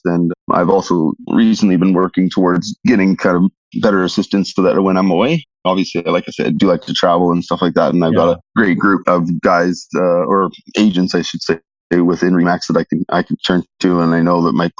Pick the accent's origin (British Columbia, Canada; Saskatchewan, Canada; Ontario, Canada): Saskatchewan, Canada; Regina; I was born and raised here in Regina, so I've been here my entire